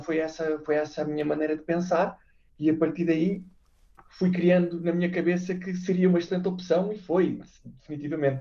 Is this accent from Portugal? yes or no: yes; Portugal; moved away as an adult; also born or lived in Brazil / Norway; now in Singapore; nós somos portugueses